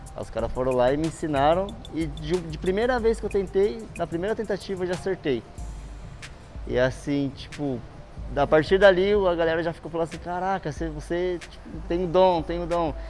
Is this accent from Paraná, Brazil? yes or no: no; Bauru, São Paulo, Brazil; now in São Paulo, Brazil; sou natural de Bauru SP